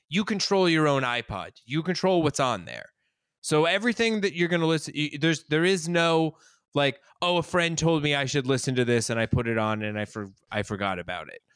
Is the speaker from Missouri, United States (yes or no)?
no; Colorado, United States; I'm from Colorado. We didn't have an Italian class